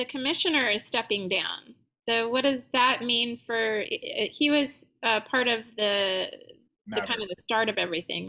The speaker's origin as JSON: {"language": "English", "town": "San Diego", "region": "California", "country": "United States", "tie": "born or raised there", "moved": "yes", "lives_now": "New Orleans, United States", "said": "San Diego, my hometown"}